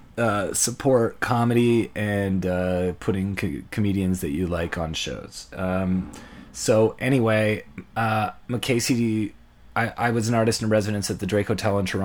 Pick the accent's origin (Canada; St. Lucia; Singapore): St. Lucia; And I'm from St.